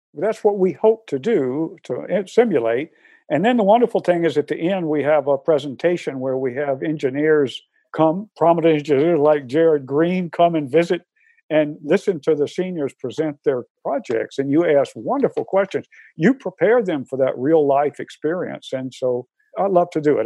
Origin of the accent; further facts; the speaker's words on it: Atlanta, Georgia, United States; moved away as an adult; now in Syracuse, United States; I'm from Atlanta, Georgia originally, but 43 years.